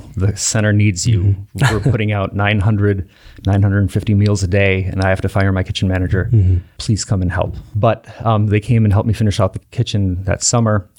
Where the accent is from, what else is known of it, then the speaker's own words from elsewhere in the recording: Wauwatosa, Wisconsin, United States; also born or lived in West Allis, Wisconsin / Milwaukee, Wisconsin; I grew up in Wauwatosa, born at West Allis Memorial, not too far away from the 11th Aldermanic District